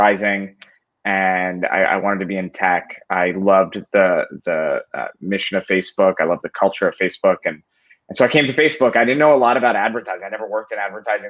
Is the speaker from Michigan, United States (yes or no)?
no; Philadelphia, Pennsylvania, United States; I'm from Philly